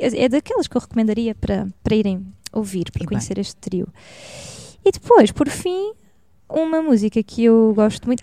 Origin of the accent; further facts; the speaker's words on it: Barreiro, Setúbal, Portugal; moved away as an adult; eu sou do, sou do Barreiro, uhum. e eu vivi até os meus 20 anos no Barreiro